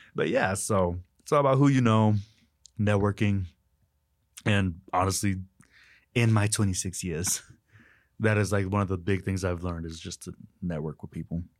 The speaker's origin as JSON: {"language": "English", "town": "Winters", "region": "Texas", "country": "United States", "moved": "yes", "said": "I'm from Winters, Texas, very small town"}